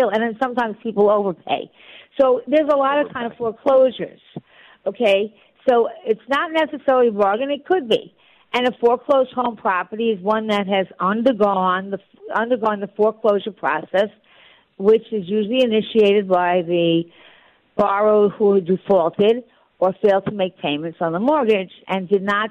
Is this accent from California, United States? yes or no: no; New York, United States; also born or lived in Florida; I'm a New Yorker. I'll always be in New York